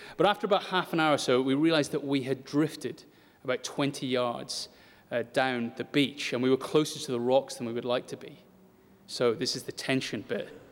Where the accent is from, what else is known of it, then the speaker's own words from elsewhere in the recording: United Kingdom; if we're British